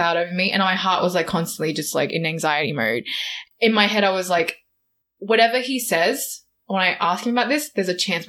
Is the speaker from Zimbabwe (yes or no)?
no; Australia; I'm very Australian